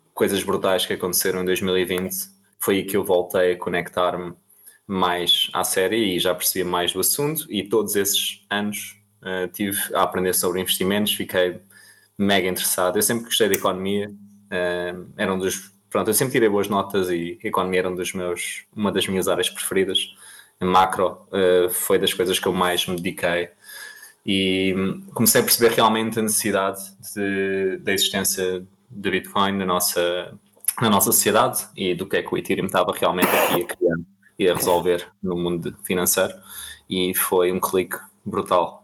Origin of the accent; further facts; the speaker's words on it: Almada, Setúbal, Portugal; sou natural da Almada, venho de uma família bastante humilde